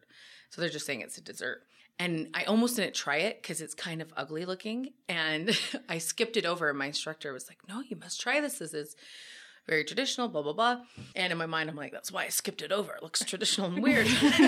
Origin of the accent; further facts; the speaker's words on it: United States; I'm American.